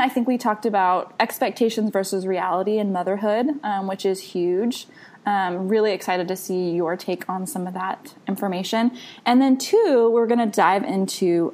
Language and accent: English; Texas, United States; I'm from Texas